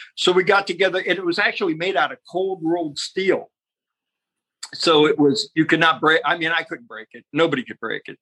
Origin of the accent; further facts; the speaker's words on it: Youngstown, Ohio, United States; moved away; also born or lived in Cleveland; in Youngstown, Ohio, we're both from Youngstown. So then we both moved to Cleveland